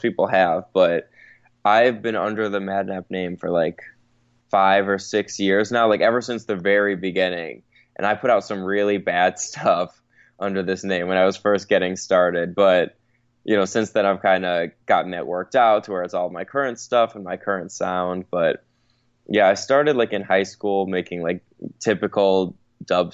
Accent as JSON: {"language": "English", "town": "Chicago", "region": "Illinois", "country": "United States", "tie": "born or raised there", "also_born_or_lived": "Tampa, Florida / London", "moved": "as an adult", "lives_now": "Los Angeles, United States", "said": "I was born and raised in Chicago, lived there till I was 18, so I did everything through high school there"}